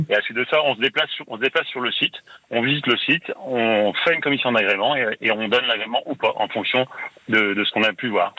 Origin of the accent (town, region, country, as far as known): Les Riceys, Grand Est, France